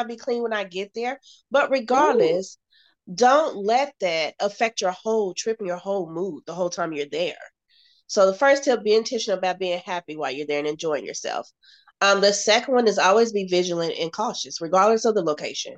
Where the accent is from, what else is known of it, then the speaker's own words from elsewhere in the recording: United States; Being an American